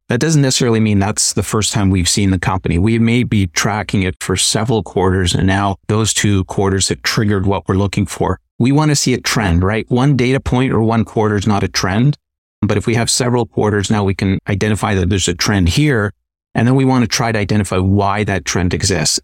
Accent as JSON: {"language": "English", "country": "Canada", "said": "being Canadian"}